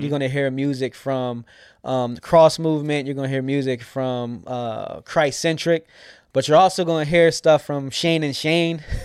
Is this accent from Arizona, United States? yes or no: no; York, Pennsylvania, United States; also born or lived in Scranton, Pennsylvania / New Jersey / Alexandria, Virginia; I grew up here in York, P